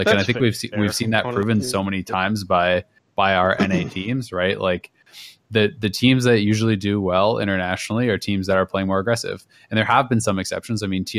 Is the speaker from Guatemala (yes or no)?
no; Kingston, Ontario, Canada; I'm from Kingston.